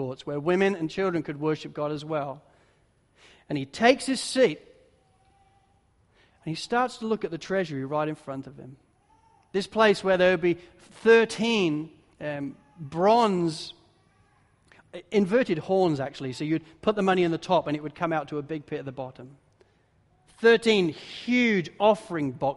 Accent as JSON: {"language": "English", "region": "England", "country": "United Kingdom", "moved": "yes", "lives_now": "Australia", "said": "as a pastor and as an English pastor"}